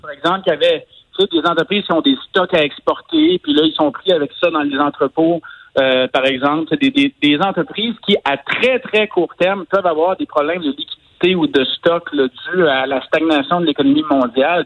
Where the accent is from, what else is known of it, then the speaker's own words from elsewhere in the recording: Quebec, Canada; chez nous au Québec